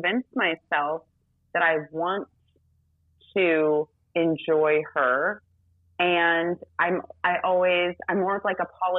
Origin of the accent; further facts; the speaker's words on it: Rome, Lazio, Italy; born there; I was born in Rome.